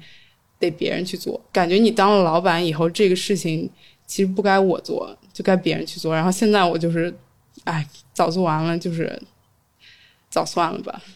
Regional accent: Beijing, China; also born or lived in Shanghai; 我家是北京的嘛

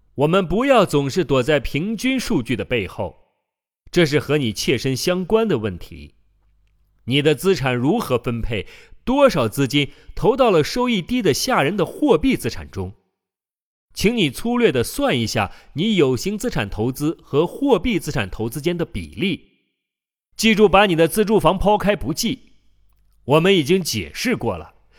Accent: China; 我们中国人

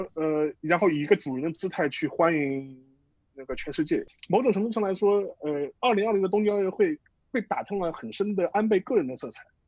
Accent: China; 我们中国人

